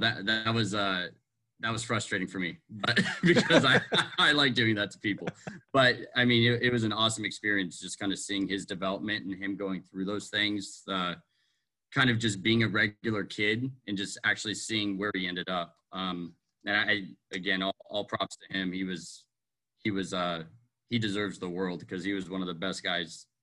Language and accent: English; Riverside, California, United States; I grew up in Riverside, California